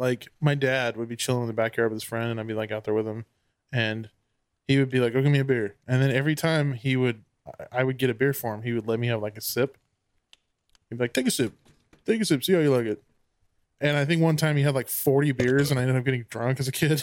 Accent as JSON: {"language": "English", "country": "United States"}